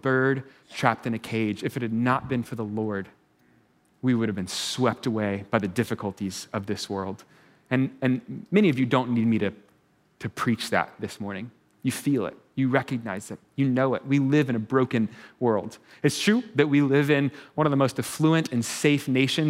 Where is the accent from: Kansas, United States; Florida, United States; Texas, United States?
Texas, United States; I'm from Texas. Turns out we have trail riding in Texas, right?